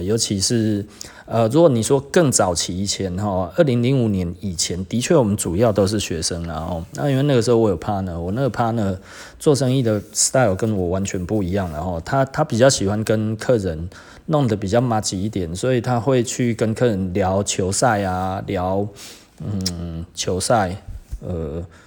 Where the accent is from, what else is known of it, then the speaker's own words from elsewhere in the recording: Taiwan; 我们台湾人